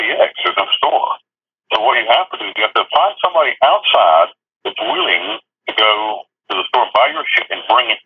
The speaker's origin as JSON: {"language": "English", "region": "North Carolina", "country": "United States", "tie": "born or raised there", "also_born_or_lived": "Kentucky / Costa Rica", "moved": "as an adult", "lives_now": "Panama", "said": "I grew up in North Carolina."}